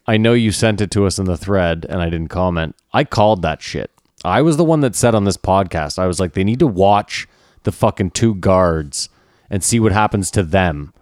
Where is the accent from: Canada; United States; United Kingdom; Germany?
Canada; we're Canadian